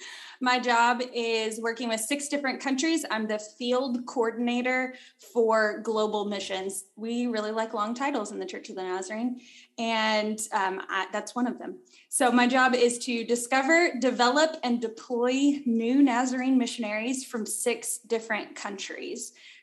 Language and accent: English; Wynne, Arkansas, United States; moved away as an adult; also born or lived in Kansas City / Florida; now in Dominican Republic; I grew up in Wynn, Arkansas. It looks like whiny, so, you know, that's lame. But it's near Memphis, Tennessee, if you like maps.